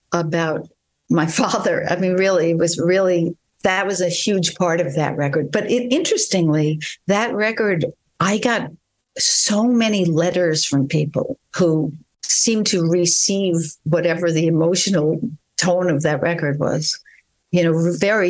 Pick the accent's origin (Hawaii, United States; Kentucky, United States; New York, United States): New York, United States; I guess I am from New York. I would have to say that that's a very big part of my cultural interaction